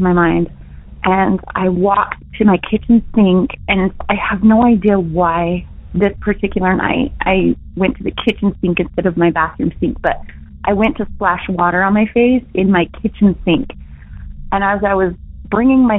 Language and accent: English; Utah, United States; I'm from Utah